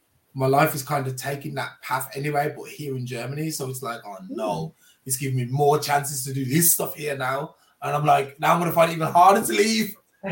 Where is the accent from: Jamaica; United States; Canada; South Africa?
Jamaica; It was always going to happen, being in Jamaican. I was always going to end up with dreadlocks.